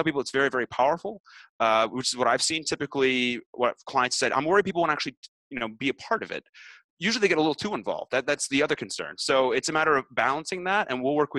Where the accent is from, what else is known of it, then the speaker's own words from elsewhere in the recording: Canada; I'm Canadian